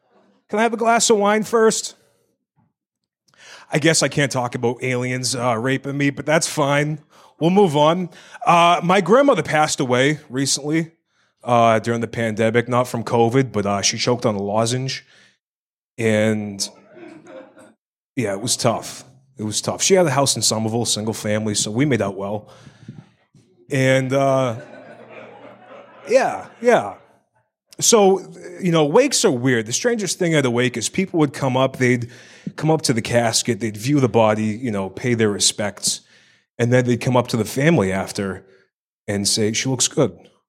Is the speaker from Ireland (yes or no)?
yes; Ireland; I'm Irish. I got a schmeckle. You know what I mean? I got the Irish acorn.